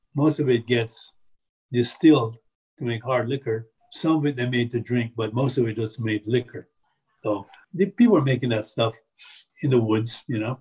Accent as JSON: {"language": "English", "country": "Jamaica", "moved": "yes", "lives_now": "Appalachia, United States", "said": "I come from Jamaica, and, I, and my parents are from China"}